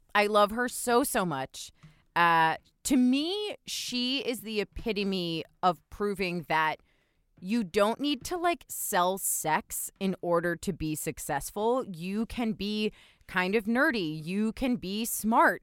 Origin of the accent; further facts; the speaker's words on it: New Jersey, United States; I grew up in New Jersey